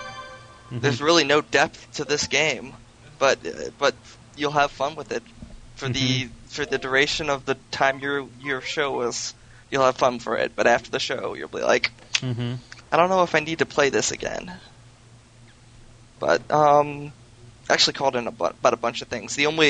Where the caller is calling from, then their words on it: Detroit, Michigan, United States; from Detroit, Michigan.